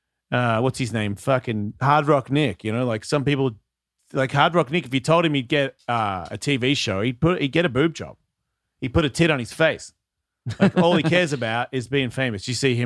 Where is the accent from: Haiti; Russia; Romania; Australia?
Haiti; You know what? I grew up in Haiti. You don't want to fuck with me.